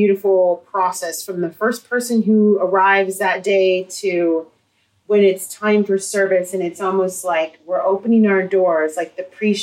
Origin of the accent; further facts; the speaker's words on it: Santa Cruz, California, United States; also born or lived in Watsonville, California; I grew up in Santa Cruz, but I went to school in Watsonville, which is where my mom taught